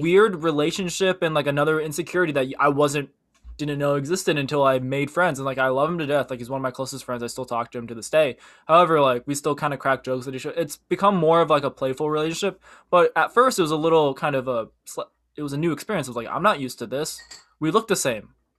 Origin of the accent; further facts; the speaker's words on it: Midwest, United States; also born or lived in Korea; We were raised by white parents, and we grew up in the Midwest, which is predominantly white